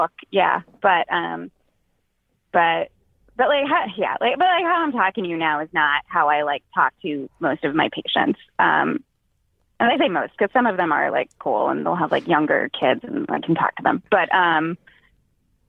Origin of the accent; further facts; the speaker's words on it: Boston, Massachusetts, United States; moved away; So I don't live there now, but I'm originally from the Boston area.